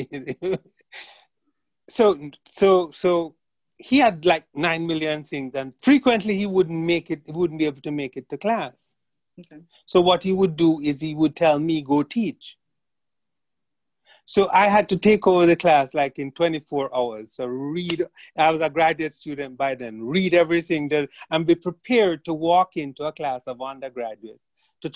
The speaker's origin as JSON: {"language": "English", "country": "Jamaica", "tie": "born or raised there", "moved": "yes", "said": "growing up in Jamaica"}